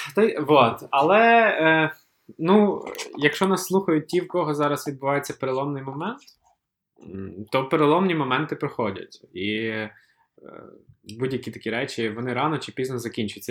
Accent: Kyiv, Ukraine; ми з Києва з Наталією

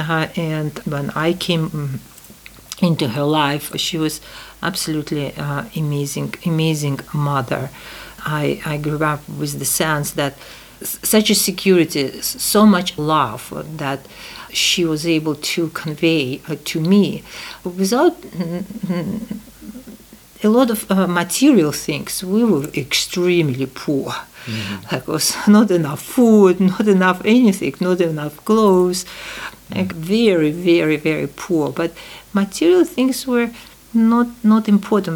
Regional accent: Tashkent, Uzbekistan; English is a second language; moved away; ten, years after the war, I was born in Tashkent

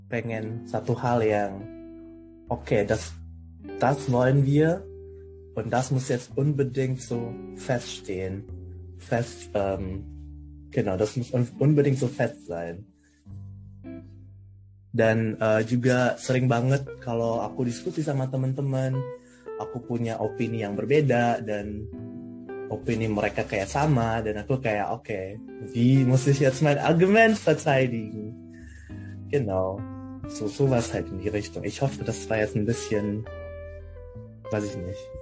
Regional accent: Manado, North Sulawesi, Indonesia; now in Göttingen, Germany; Aku dari Manado. Dulu aku sekolah di SMA Negeri 1 Manado.

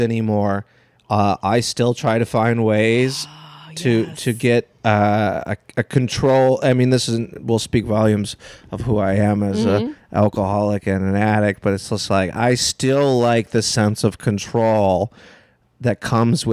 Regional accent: Illinois, United States; I'm from Illinois

